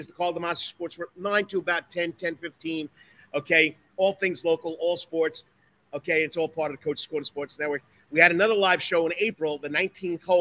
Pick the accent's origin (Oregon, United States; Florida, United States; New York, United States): New York, United States; moved away as an adult; now in Savannah, United States; I'm from New York